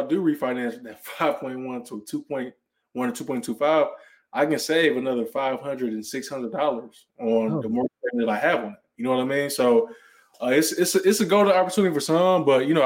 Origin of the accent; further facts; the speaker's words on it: Cleveland, Ohio, United States; moved away as an adult; also born or lived in Cincinnati, Ohio; now in Dallas, United States; I'm originally from Cleveland, Ohio